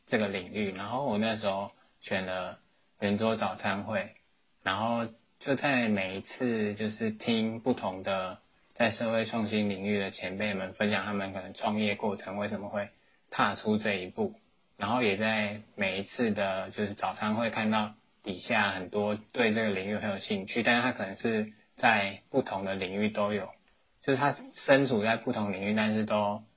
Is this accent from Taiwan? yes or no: yes; New Taipei, Taiwan; 我是新北人